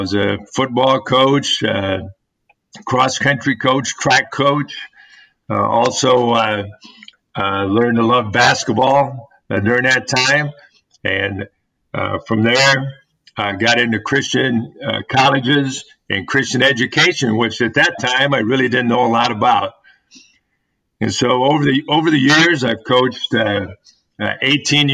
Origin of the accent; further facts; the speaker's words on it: Kalamazoo, Michigan, United States; moved away; I was born in Michigan in the Kalamazoo area. My dad was a farmer, and so we grew up in the country